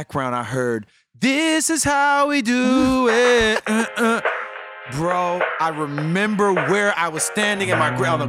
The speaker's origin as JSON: {"language": "English", "town": "St. Petersburg", "region": "Florida", "country": "United States", "said": "I'm from St. Pete"}